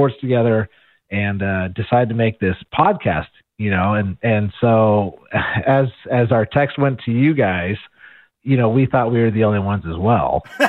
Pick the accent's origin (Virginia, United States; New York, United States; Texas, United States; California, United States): California, United States; We grew up in California.